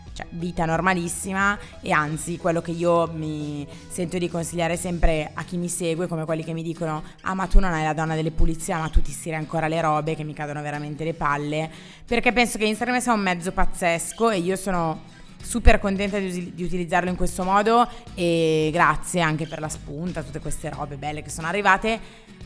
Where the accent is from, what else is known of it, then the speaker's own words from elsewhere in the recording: Graffignana, Lombardy, Italy; now in Milan, Italy; io comunque sono nata lì